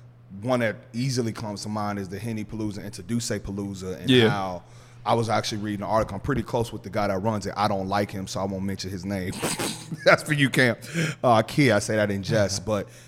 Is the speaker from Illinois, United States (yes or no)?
yes; Chicago, Illinois, United States; now in New York, United States; obviously I'm not from New York, I'm a transplant. Anybody in New York can tell you he ain't from here. People who don't live there say, I sound like I'm from there now. I'm like, come on, I'm not from there. But I knew I had a network in Chicago